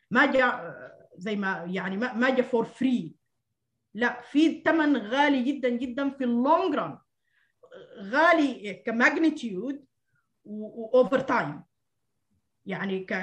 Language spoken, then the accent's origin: Arabic; Sudan; هل ما من حقنا كسودانيين آه، يعني نفرح بانه قالوا حيعفوا ديوننا